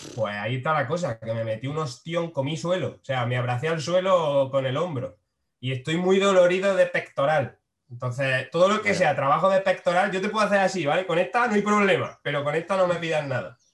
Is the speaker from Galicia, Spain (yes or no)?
no; Frailes, Andalusia, Spain; now in Málaga, Spain; soy de Frailes, que es un pueblo de Jaén.